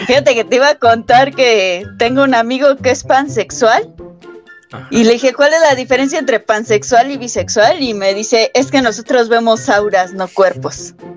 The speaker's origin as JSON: {"language": "Spanish", "region": "State of Mexico", "country": "Mexico", "said": "como soy del Estado de México"}